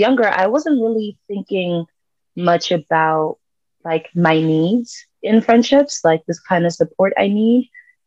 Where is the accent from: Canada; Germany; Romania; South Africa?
South Africa; I'm South African, Zulu specifically